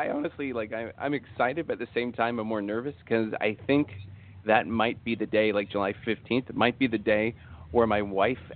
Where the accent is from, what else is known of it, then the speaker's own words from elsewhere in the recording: Canada; Well, I'm Canadian, so yeah